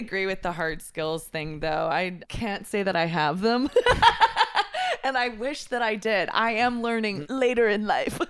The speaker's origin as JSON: {"language": "English", "region": "Texas", "country": "United States", "said": "I'm from Texas."}